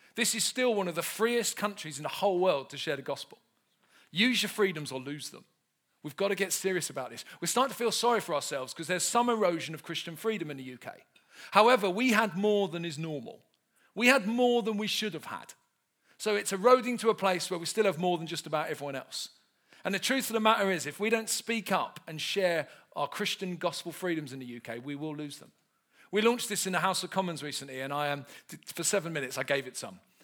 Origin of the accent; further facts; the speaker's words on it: London, United Kingdom; I grew up in South London, not far from where Del Boy's from